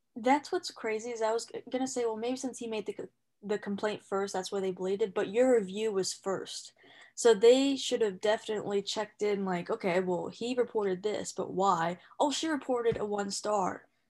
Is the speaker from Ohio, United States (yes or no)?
yes; Ohio, United States; moved away as an adult; now in California, United States; I'm from Ohio, I came out to California with my sister's family